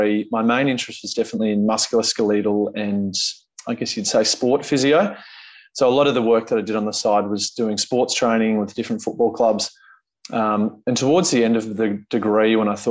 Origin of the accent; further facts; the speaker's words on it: Bendigo, Victoria, Australia; now in Melbourne, Australia; I grew up in Bendigo, which is central Victoria, about 2 hours from Melbourne. Born there, completed all my schooling.